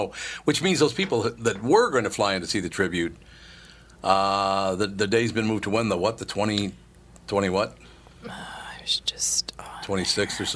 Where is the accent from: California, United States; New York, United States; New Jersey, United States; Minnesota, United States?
Minnesota, United States; Minneapolis; I grew up in Minneapolis